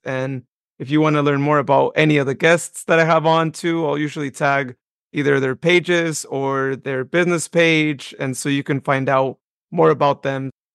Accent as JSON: {"language": "English", "town": "Modesto", "region": "California", "country": "United States", "tie": "born or raised there", "said": "my hometown of Modesto"}